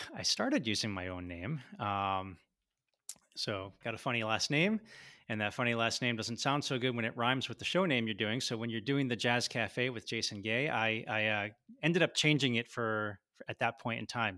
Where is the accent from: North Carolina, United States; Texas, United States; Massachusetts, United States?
Massachusetts, United States; Boston; moved away as an adult; I grew up in Boston